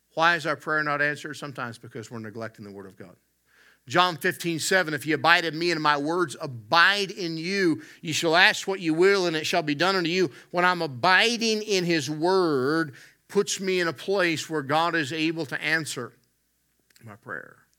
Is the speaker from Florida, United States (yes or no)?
no; West Virginia, United States; moved away; I'm from the Southern U S. I grew up in West Virginia